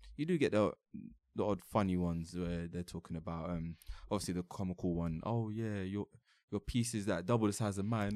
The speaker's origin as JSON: {"language": "English", "region": "London", "country": "United Kingdom", "said": "I'm, I'm from London, innit?"}